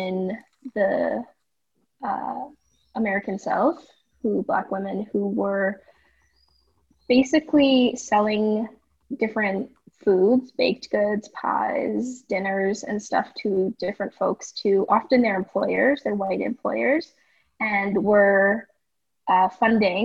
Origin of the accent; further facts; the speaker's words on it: Edmonton, Alberta, Canada; moved away as an adult; now in Vancouver, Canada; I'm from Edmonton, Alberta.